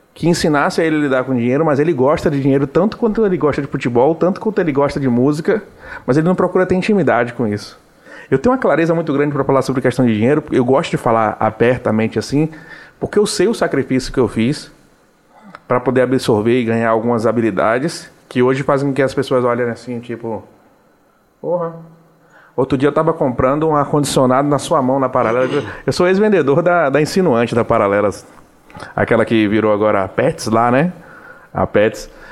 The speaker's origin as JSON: {"language": "Portuguese", "town": "Salvador", "region": "Bahia", "country": "Brazil", "tie": "born or raised there", "also_born_or_lived": "São Luís, Maranhão", "accent": "Baiano", "said": "sou nascido ali do Cabula 4, sou daquela região ali do lado do Pomar, perto da Uneb"}